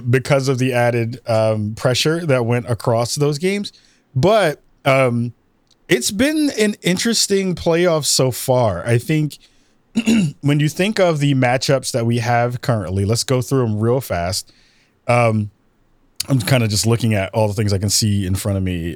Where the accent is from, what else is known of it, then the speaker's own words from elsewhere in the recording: New York, United States; I, as a New Yorker